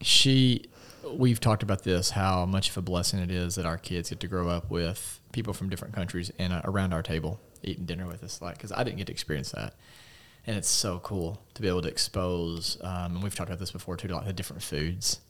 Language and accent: English; United States; as an American